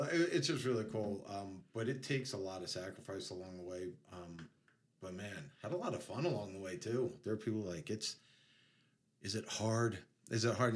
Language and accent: English; New York City, New York, United States; moved away as an adult; I grew up in near New York City. I was like 10 minutes from everything